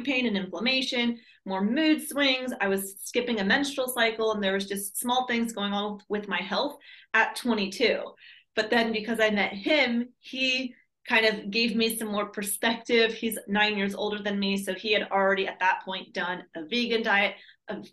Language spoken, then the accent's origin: English; San Diego, California, United States; moved away as an adult; also born or lived in Minnesota / Maui, Hawaii; I was born and raised in San Diego, California